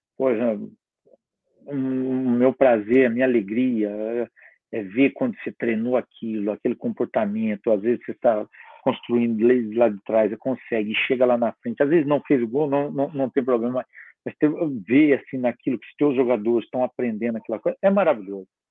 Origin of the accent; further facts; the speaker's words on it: south of Minas Gerais, Brazil; moved away; eu sou do sul de Minas